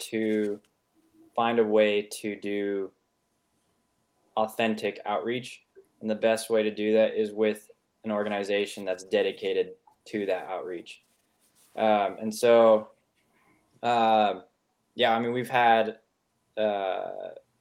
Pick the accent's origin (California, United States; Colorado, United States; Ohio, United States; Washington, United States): California, United States; Sonoma Valley; I grew up in Sonoma Valley, California, and the entire valley is privately held and owned